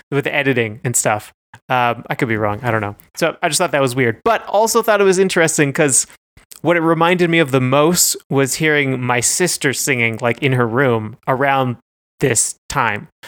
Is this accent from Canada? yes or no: yes; Canada; we're both Canadian.